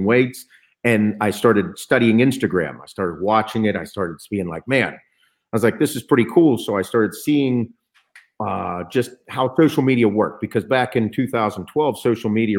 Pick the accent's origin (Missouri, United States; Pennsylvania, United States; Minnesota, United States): Pennsylvania, United States; Western; I'm from Western PA